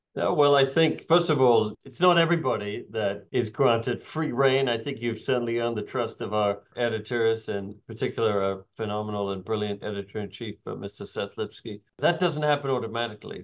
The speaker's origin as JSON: {"language": "English", "country": "United Kingdom", "accent": "British", "moved": "yes", "lives_now": "United States", "said": "somebody with a British accent"}